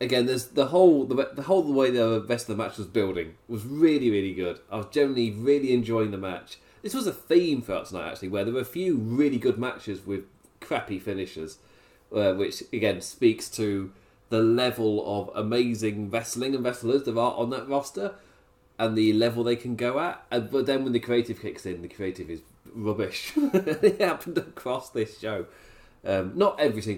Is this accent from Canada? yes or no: no; England, United Kingdom; I'm English